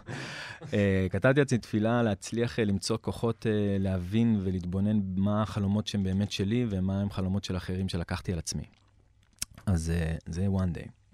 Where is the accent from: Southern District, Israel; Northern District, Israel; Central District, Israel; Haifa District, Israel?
Northern District, Israel; Klil; also born or lived in Tel Aviv; גדלתי בכליל. אה, ההורים שלי עלו מאוסטרליה, הקימו את כליל בסוף שנות ה-80